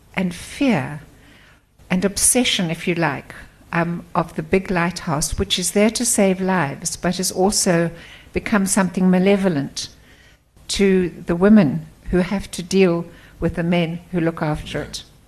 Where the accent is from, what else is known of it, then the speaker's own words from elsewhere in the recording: Port Elizabeth, Eastern Cape, South Africa; moved away as an adult; also born or lived in KwaZulu-Natal / Stellenbosch; I was brought up outside Port Elizabeth.